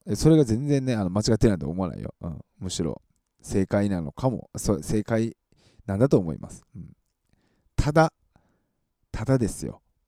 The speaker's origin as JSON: {"language": "Japanese", "town": "Matsusaka", "region": "Mie", "country": "Japan", "tie": "born or raised there", "moved": "yes", "said": "僕、あの、松坂市出身なんでね"}